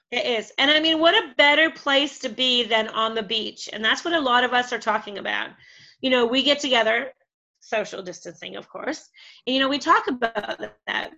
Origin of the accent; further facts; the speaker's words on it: Canada; now in Mexico; I'm Canadian, um, and of course all my family is in Canada